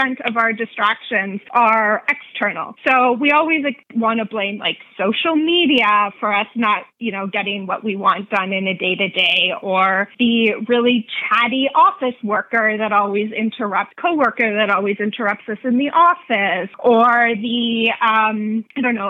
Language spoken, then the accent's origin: English; Canada; also born or lived in Nashville, Tennessee; I'm Canadian